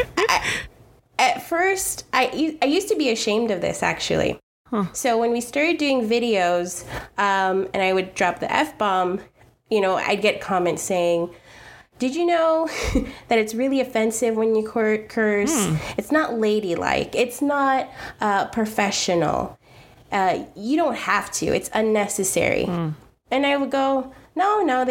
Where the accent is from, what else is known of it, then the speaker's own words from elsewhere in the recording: New York City, New York, United States; I'm the girl from Queens, and I'm very proud